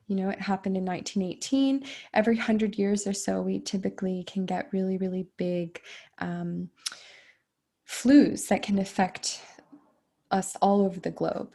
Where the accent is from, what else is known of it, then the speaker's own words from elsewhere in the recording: United States; I I'm American